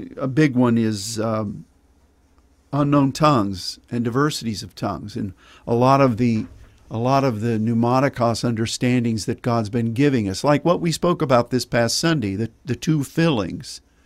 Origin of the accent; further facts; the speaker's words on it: Pittsburgh, Pennsylvania, United States; my growing up in Pennsylvania, being born there in Pittsburgh and growing up there